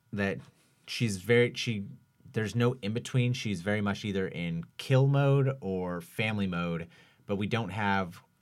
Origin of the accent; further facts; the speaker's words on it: Washington, United States; growing up in Washington State